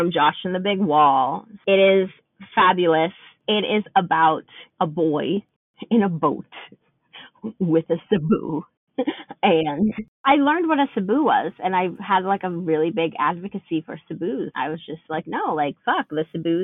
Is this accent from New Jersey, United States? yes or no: yes; New Jersey, United States; as someone who was growing up in New Jersey